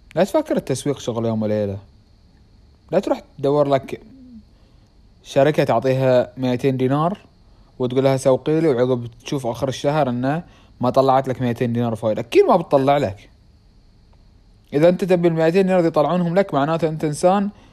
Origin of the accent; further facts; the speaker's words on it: Bahrain; accent: Bahraini; انا اتحكى بحريني